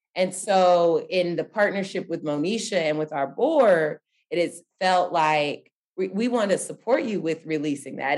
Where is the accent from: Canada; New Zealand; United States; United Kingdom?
United States; Dallas, Texas; I really started growing up in Dallas, Texas